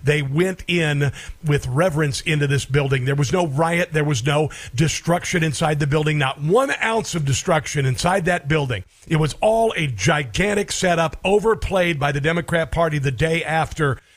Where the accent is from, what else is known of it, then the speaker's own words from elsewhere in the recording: Iowa, United States; I grew up in Iowa, okay, so I know a little bit about corn and ethanol.